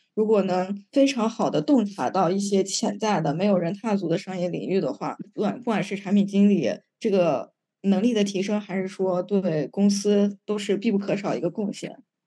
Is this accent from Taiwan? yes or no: no; China; 我们国家